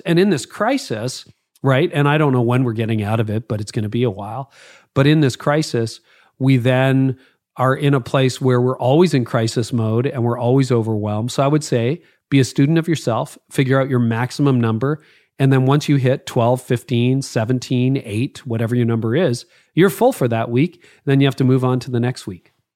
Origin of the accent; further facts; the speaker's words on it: Canada; being Canadian